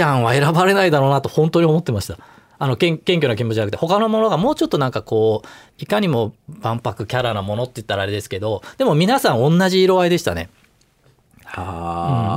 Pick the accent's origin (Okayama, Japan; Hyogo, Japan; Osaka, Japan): Hyogo, Japan; Kobe; moved away as an adult; also born or lived in Kumamoto; now in Tokyo, Japan; 小学生ぐらいから、あの、神戸にいて、